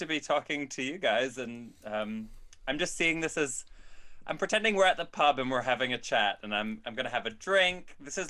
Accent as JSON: {"language": "English", "region": "Nova Scotia", "country": "Canada", "tie": "born or raised there", "also_born_or_lived": "Newfoundland / Montreal", "moved": "as an adult", "lives_now": "London, United Kingdom"}